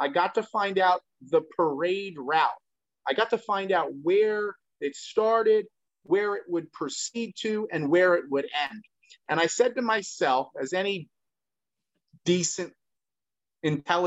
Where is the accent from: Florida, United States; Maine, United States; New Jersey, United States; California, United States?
New Jersey, United States; You and I grew up in New Jersey